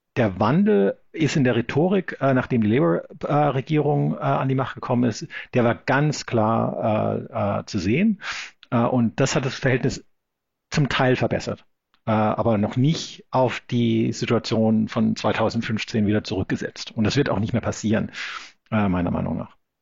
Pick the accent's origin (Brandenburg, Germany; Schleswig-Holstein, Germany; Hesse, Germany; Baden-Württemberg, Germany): Baden-Württemberg, Germany; Black Forest; moved away as an adult; now in Sydney, Australia; ich bin am Schwarzwald aufgewachsen